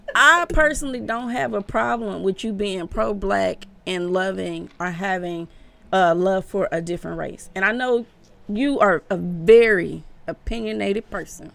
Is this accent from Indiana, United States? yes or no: no; Omaha, Nebraska, United States; I'm from Omaha, Nebraska